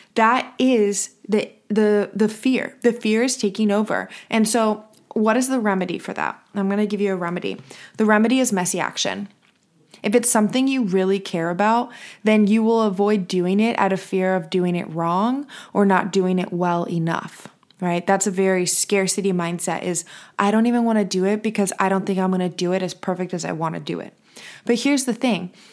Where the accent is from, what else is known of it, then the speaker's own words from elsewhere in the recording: United States; I'm from the United States